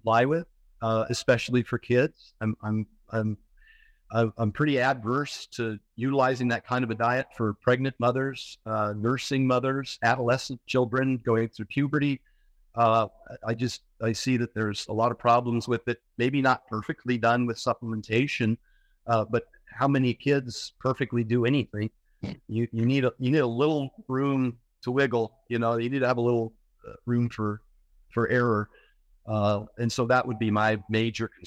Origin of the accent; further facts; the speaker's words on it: Oregon, United States; I grew up in Oregon